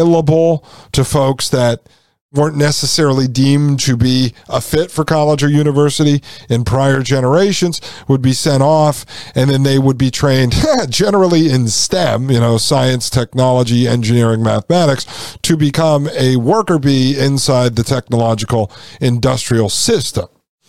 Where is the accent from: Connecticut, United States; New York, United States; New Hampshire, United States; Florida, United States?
Connecticut, United States; outside of New Haven; I grew up outside of New Haven, Connecticut.